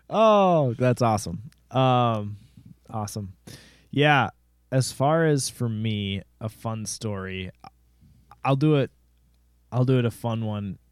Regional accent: Jordan, Minnesota, United States; I'm from Jordan, Minnesota, which is even smaller than Rosemount, Minnesota.

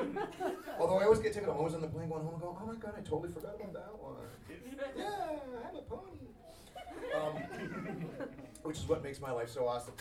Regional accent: Queensland, Australia; moved away; Well, I'm from the land where everything's a question. I'm from Queensland.

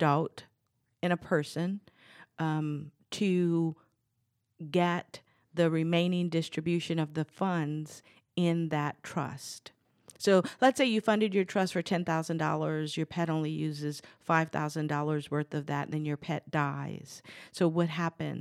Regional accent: New Orleans, Louisiana, United States; I'm from New Orleans. I grew up there, and Louisiana is considered a hunter's paradise

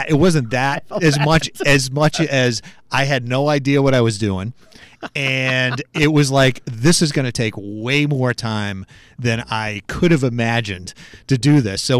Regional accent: Wilmington, Massachusetts, United States; I grew up in Wilmington.

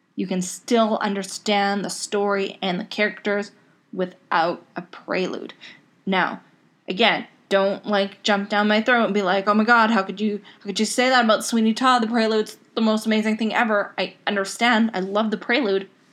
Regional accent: Canada; I'm Canadian

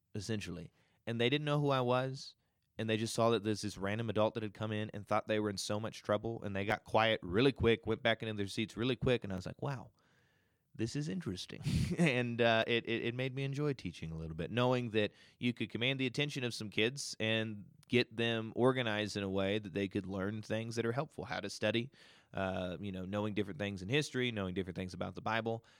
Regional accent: Kentucky, United States; moved away as an adult; now in Utah, United States; I am from Kentucky. Very proud that I'm from Kentucky

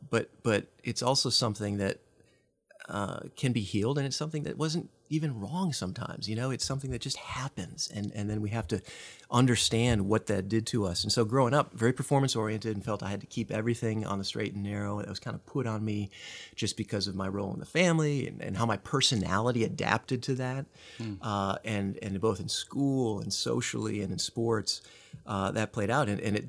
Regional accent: Midwest, United States; now in Texas, United States; But I grew up in the Midwest, so not a native Texan. Got here as fast as I could, I think, as the bumper sticker goes.

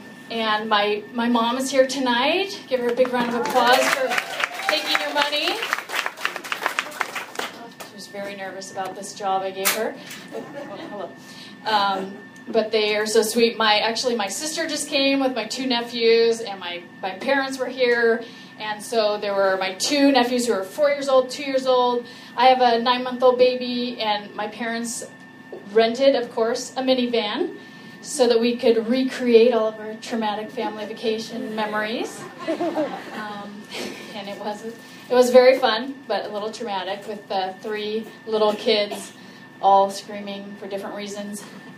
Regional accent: California, United States; I'm from California.

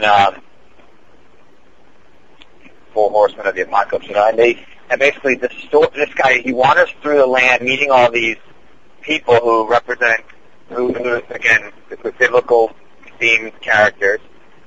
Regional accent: East Coast, United States; moved away; I'm from the East Coast

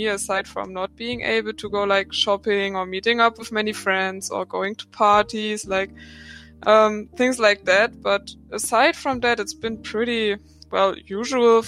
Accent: Germany; accent: German; English is a second language; I'm from Germany, I'm 23 years old. Please excuse my very heavy German accent

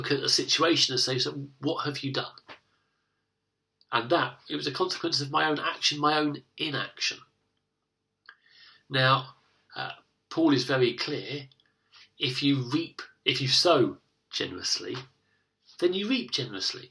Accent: United Kingdom; the difficulty that I have as a British man is that I've been brought up to be self-reliant. I've been brought up in a nation that's lucky enough to have the welfare state.

